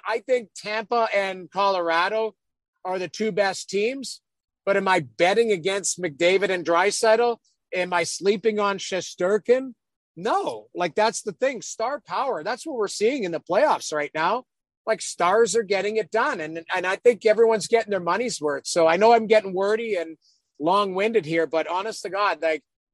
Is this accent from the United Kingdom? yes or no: no; Edmonton, Alberta, Canada; I grew up in Edmonton